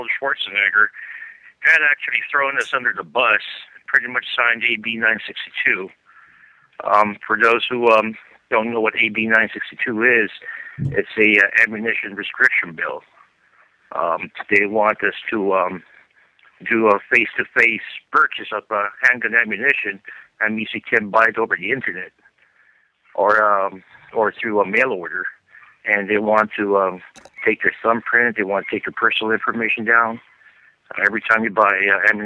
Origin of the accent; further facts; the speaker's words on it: Philippines; now in California, United States; I live out here in California, but no, I didn't grow up here. Came from the Philippines myself.